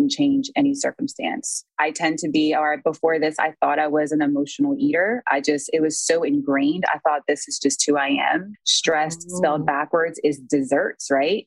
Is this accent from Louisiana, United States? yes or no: yes; New Orleans, Louisiana, United States; I'm from New Orleans